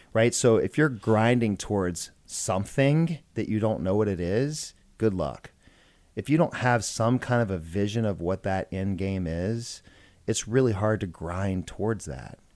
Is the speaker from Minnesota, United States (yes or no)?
no; Georgia, United States; also born or lived in Macon, Georgia / Atlanta, Georgia; I grew up in a small town in Georgia. Macon, Georgia is where I was born